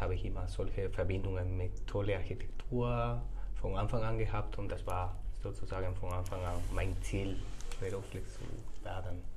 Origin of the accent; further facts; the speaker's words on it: Córdoba, Andalusia, Spain; German is a second language; moved away as an adult; now in Munich, Germany; Ich komme aus Spanien her, genauso zu sagen aus Südspanien, aus Andalusien hm. und aus einer wunderbaren Stadt, die Córdoba heißt